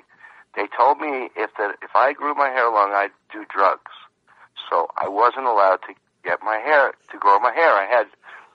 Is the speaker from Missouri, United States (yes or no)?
no; West Hempstead, New York, United States; moved away; also born or lived in California; I remember I grew up on Long Island in a town called West Hempstead.